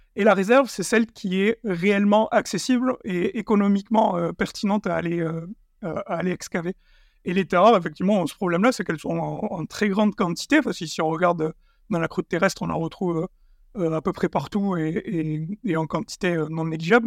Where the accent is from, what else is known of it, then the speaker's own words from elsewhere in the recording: Sidobre, Tarn, Occitania, France; dans le Sidobre du Natal, de là d'où je viens, dans le Tarn